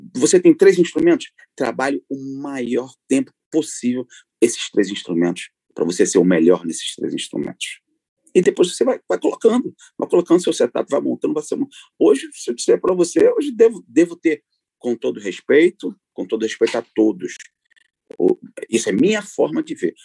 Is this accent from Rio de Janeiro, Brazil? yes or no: yes; Rio de Janeiro, Brazil; now in Paris, France; eu sou nato do Rio de Janeiro, da zona norte do Rio, uh, e hoje eu vivo uh, em Paris, vivo na França